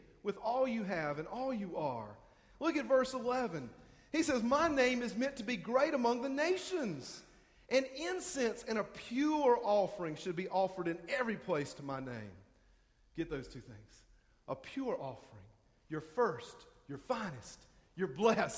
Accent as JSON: {"language": "English", "town": "Hartsville", "region": "South Carolina", "country": "United States", "said": "I'm from Hartsville. We come from Darlington County"}